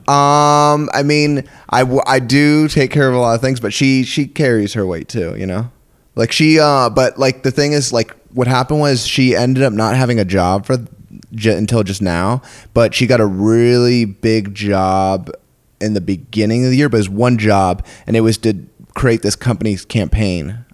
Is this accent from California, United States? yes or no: yes; San Diego, California, United States; also born or lived in New York / Texas; I was born in New York and then moved over to San Diego